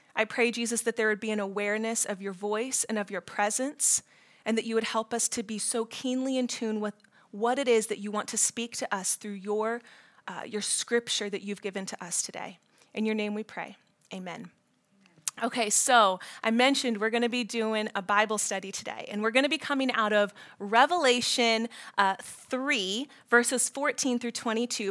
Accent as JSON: {"language": "English", "region": "Ohio", "country": "United States", "also_born_or_lived": "Florida / Washington, D.C.", "moved": "as an adult", "said": "I'm from Ohio."}